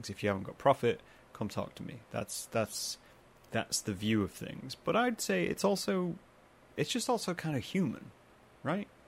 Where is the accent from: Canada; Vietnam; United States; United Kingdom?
United Kingdom; Midlands; moved away; I'm apparently not not allowed to be part of any of it because I'm from the Midlands, and then I rejected the Midlands by moving away to another part of the world.